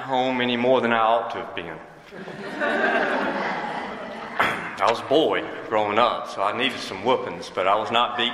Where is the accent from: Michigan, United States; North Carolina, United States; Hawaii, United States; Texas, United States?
North Carolina, United States; Wilson; I was born and raised in Wilson, North Carolina.